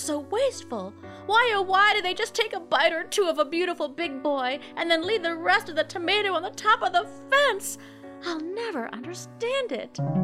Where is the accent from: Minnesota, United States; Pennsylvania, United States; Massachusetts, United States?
Minnesota, United States; also born or lived in Denver metro area, Colorado; now in Denver, United States; I grew up in Minnesota